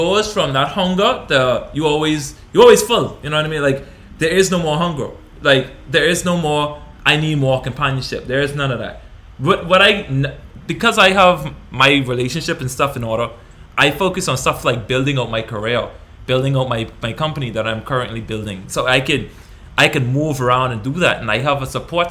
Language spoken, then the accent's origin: English; Bahamas; moved away; the country that we grew up in the Bahamas